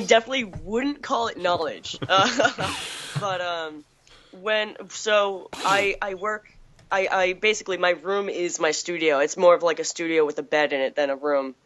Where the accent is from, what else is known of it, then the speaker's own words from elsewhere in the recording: Chatham, Massachusetts, United States; I grew up in Chatham